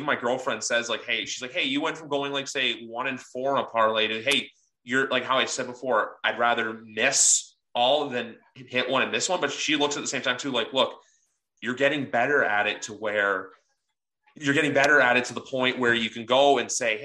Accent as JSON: {"language": "English", "country": "Canada", "said": "I'm actually Canadian. I don't live in the States."}